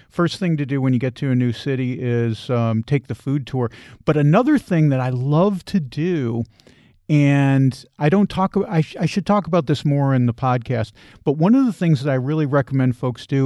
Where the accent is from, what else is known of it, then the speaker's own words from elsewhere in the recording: United States; as an American